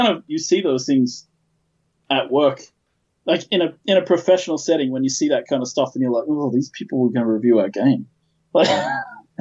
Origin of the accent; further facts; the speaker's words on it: Australia; who's from Australia, as am I.